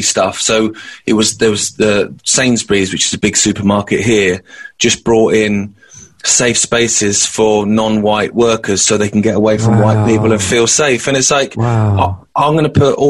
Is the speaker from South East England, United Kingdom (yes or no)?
yes; Isle of Wight, South East England, United Kingdom; where I grew up on the Isle of Wight